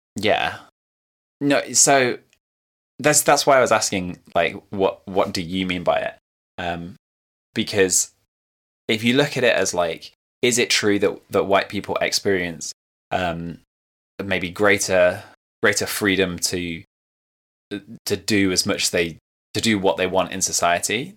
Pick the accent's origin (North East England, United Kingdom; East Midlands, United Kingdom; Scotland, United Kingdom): East Midlands, United Kingdom; Leicester; I grew up in Leicester